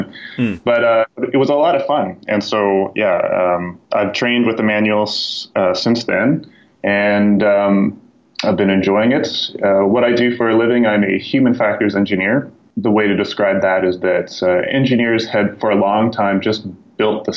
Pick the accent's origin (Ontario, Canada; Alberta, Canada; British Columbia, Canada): Alberta, Canada; Calgary; moved away as an adult; now in Toronto, Canada; I grew up in Calgary, and then I came to Toronto